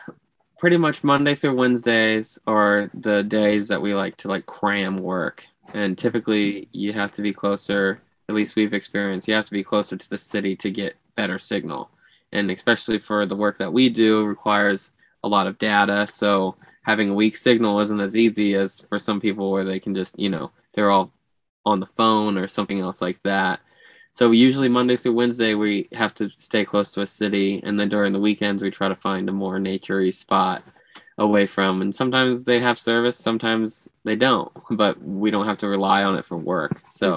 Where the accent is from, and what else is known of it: Florida, United States